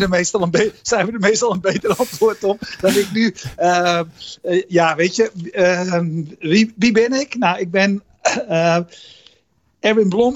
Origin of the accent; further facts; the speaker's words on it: Netherlands; ik zelf als Nederlander